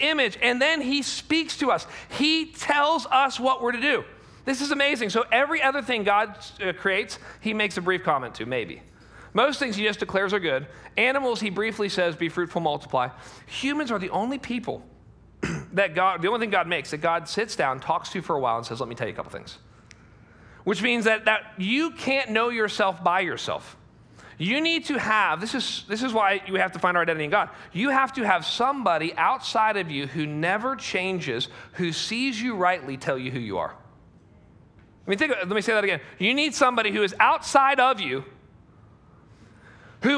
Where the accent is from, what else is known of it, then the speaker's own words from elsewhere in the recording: United States; as an American